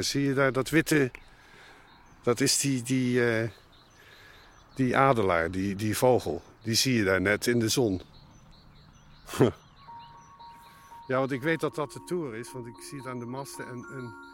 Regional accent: Nijmegen, Gelderland, Netherlands; also born or lived in Zutphen; now in Belgium; Geboren in Zutphen, opgegroeid in Nijmegen en sinds 1983 wonende in België. Net over de grens bij Maastricht.

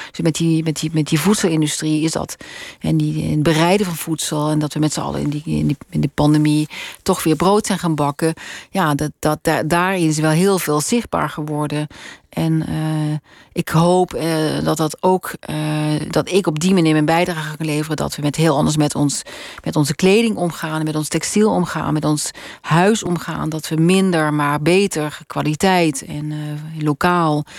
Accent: Roermond, Limburg, Netherlands; moved away as an adult; also born or lived in Utrecht / Amsterdam; now in Spannum, Netherlands; Roermond geboren, eh, echt middelbare school gewoond

